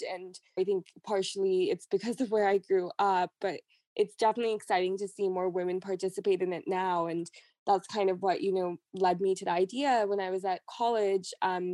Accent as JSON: {"language": "English", "area": "Silicon Valley", "region": "California", "country": "United States", "tie": "born or raised there", "said": "I grew up in California in Silicon Valley."}